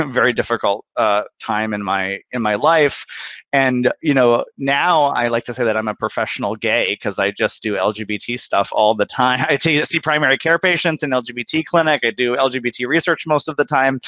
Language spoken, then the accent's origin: English; Bismarck, North Dakota, United States; moved away; I'm originally from Bismarck, North Dakota. I grew up in a really, you know, conservative part of the country